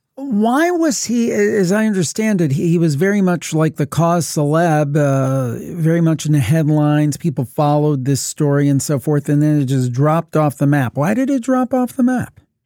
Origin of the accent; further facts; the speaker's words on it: Cleveland, Ohio, United States; I'm from the Cleveland area